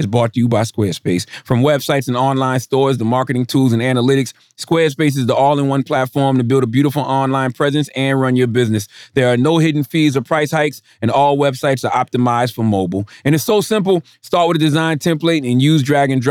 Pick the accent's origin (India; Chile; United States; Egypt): United States; South Carolina; I'm from South Carolina